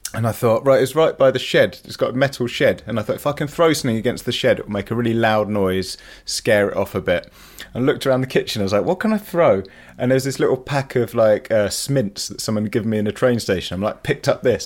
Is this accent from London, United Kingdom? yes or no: no; Leicester, East Midlands, United Kingdom; I'm from Leicester and, you know, the fox is the symbol of my city